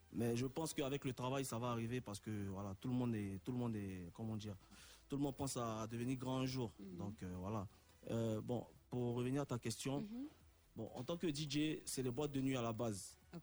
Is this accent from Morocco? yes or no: no; Abidjan, Côte d’Ivoire; moved away as an adult; also born or lived in France; now in Paris, France; je suis né en France et je suis venu très très tôt à Abidjan par rapport à mon père qui travaillait ici